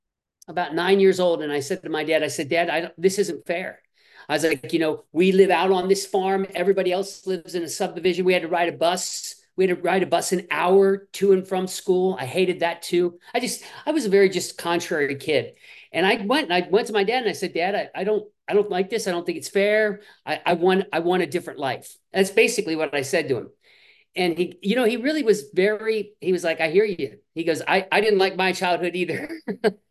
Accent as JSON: {"language": "English", "region": "Midwest", "country": "United States", "tie": "born or raised there", "said": "I grew up in the Midwest"}